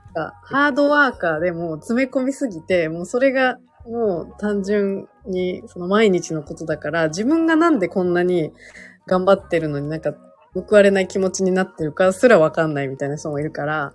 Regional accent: Gunma, Japan; moved away as an adult; now in Tokyo, Japan; 出身群馬なので。

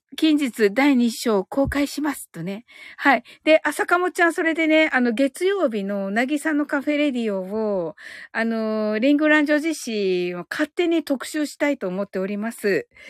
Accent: Kyushu, Japan; 私やっぱりね、特に九州人だから

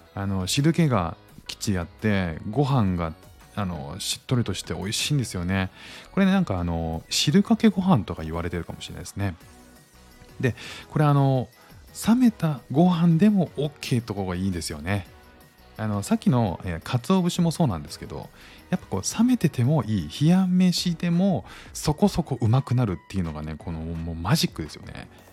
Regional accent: Kanto, Japan; now in Singapore; 僕も関東なんですけど

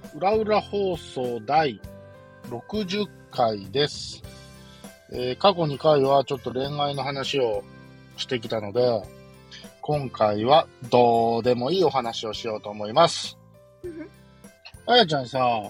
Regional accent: Kansai, Japan; accent: Kansai dialect; moved away; also born or lived in Nagoya; 俺、関西人だからね、純粋に関西弁やから

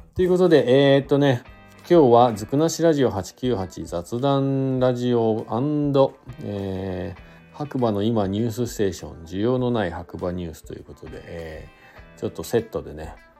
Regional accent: Fuji, Shizuoka, Japan; now in Hakuba, Japan; 実家というか地元の静岡に帰ったりとか、まあしようかなと思ってます。でちょっとね、地元の、僕富士市というとこなんですけど

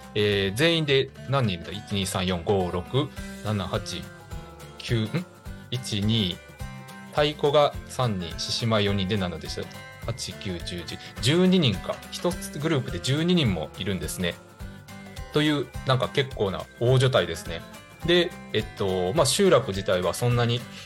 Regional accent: Higashikagawa, Kagawa, Japan; 地元香川県東香川市を深く愛する男

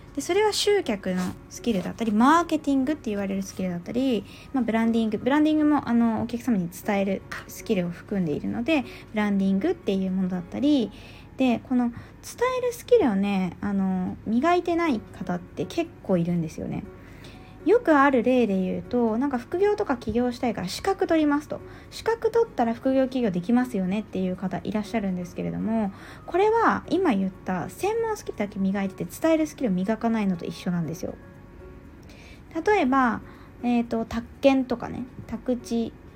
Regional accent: Yamagata, Japan; 私、東北出身なので、まあ、山形出身なので

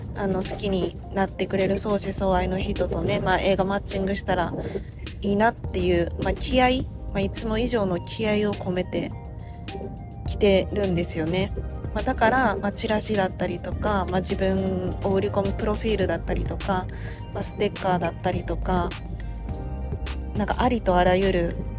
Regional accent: Awaji Island, Hyogo, Japan; 私その淡路島出身

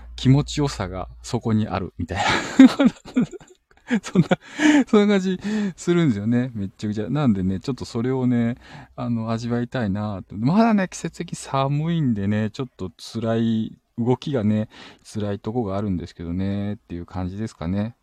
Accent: Shizuoka, Japan; 地元静岡

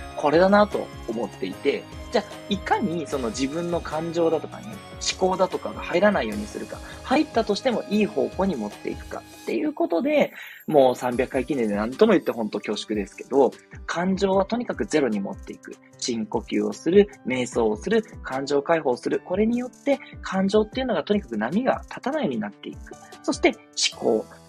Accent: Tokyo, Japan; 私たち東京の人間

